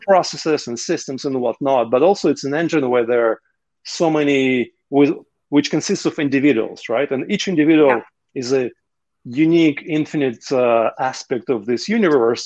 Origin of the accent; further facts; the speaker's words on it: Russia; moved away as an adult; i was uh, 27 when i left russia